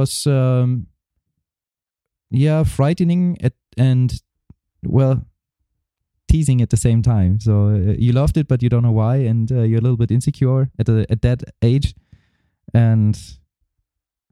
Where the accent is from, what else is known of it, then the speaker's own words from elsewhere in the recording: Germany; also born or lived in East Germany / West Germany; I was born in East Germany, and there was no music available at all. So when we moved over to Western Germany before the wall was down